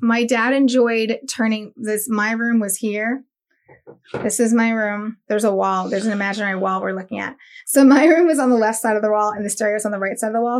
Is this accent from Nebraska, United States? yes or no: no; Daytona Beach, Florida, United States; also born or lived in Miami; I was born in Miami and raised in Daytona.